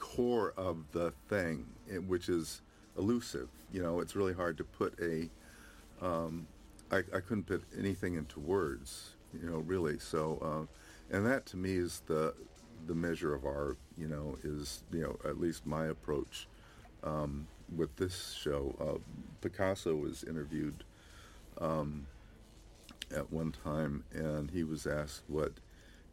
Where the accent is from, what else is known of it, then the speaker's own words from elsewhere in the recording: San Diego, California, United States; also born or lived in Berkeley; I was born in Berkeley, and my parents moved to San Diego, which I hated